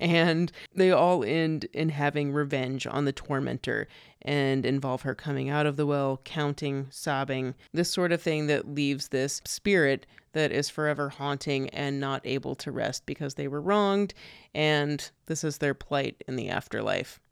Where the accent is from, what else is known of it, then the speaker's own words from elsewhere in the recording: southern Missouri, United States; my hometown in southern Missouri